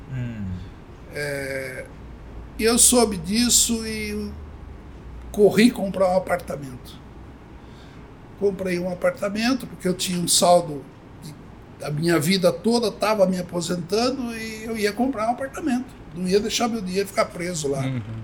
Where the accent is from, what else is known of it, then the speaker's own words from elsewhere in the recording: Avaré, São Paulo, Brazil; moved away as an adult; also born or lived in Bauru; eu nasci em São Paulo e fui muito criança para Varé, meus pais foram para Varé. E em Avaré eu cresci